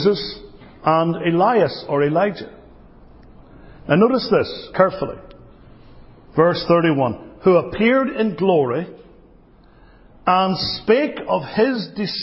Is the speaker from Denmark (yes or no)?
no; United Kingdom; now in United States; As a Brit